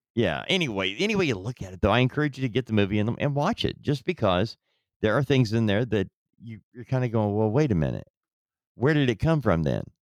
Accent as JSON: {"language": "English", "country": "United States", "said": "we, as an American people"}